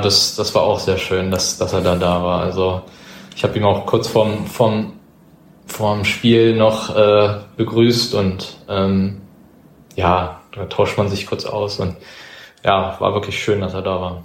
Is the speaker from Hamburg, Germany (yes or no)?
no; Berlin, Germany; das ist nun mal meine Heimat